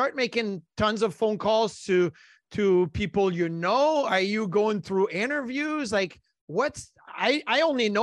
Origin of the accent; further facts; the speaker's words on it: Quebec City, Quebec, Canada; growing up in Quebec City